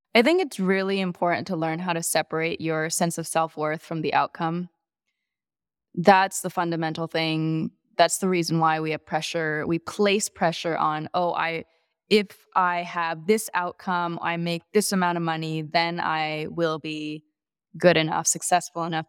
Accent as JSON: {"language": "English", "town": "Chicago", "region": "Illinois", "country": "United States", "tie": "born or raised there", "also_born_or_lived": "Madison, Wisconsin", "said": "I was born in Madison, Wisconsin. I spent nine years there, then another nine years in the suburbs of Chicago."}